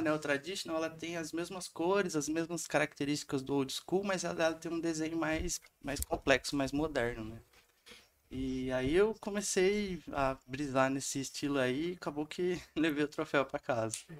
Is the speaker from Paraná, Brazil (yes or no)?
no; Santa Cruz da Conceição, São Paulo, Brazil; moved away as an adult; eu venho de Santa Cruz da Conceição, que é uma cidadezinha que tem 4 mil habitantes só